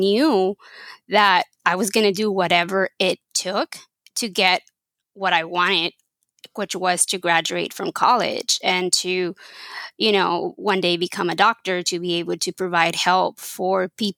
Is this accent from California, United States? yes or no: no; Texas, United States; born there; first language Spanish; English is a second language; And so obviously Spanish was my primary language and my only language till I was 10. But I was born in Texas